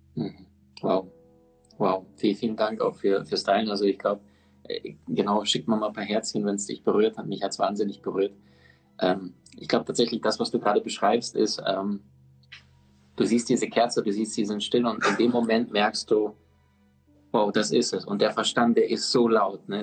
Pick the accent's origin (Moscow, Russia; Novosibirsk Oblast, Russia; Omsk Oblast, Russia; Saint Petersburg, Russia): Omsk Oblast, Russia; Omsk; moved away; ich in Sibirien geboren bin